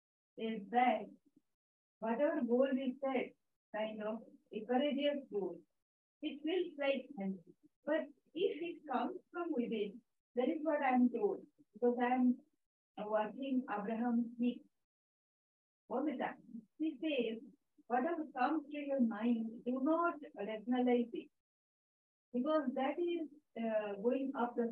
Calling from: Sweden; So that was my daughter, and we're calling from Sweden

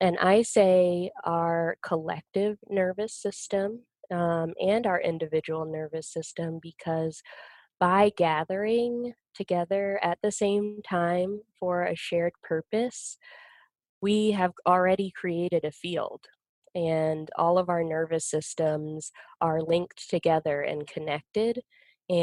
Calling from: Salt Lake City, Utah, United States; I'm currently in Salt Lake City, just so you know where I'm located.

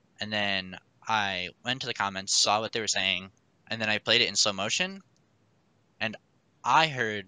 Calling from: Kenosha, Wisconsin, United States; I'm calling from Kenosha, Wisconsin.

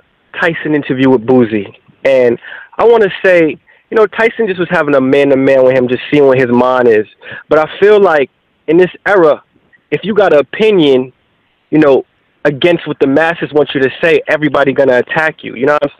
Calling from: New York City, New York, United States; I'm calling from Queens, New York.

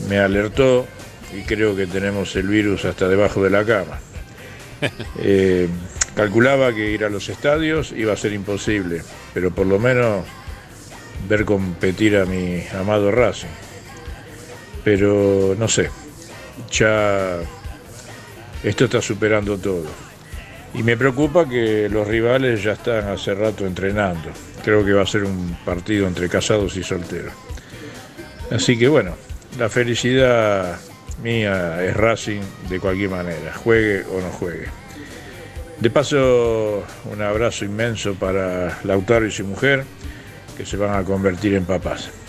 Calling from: José Mármol, Buenos Aires Province, Argentina; de José Mármol.

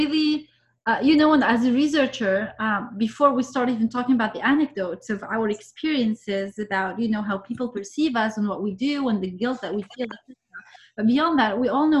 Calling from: Vancouver, British Columbia, Canada; and I'm speaking from Vancouver this time.

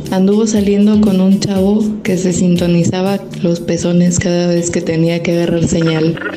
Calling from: Manzanillo, Colima, Mexico; desde Manzanillo, Colima

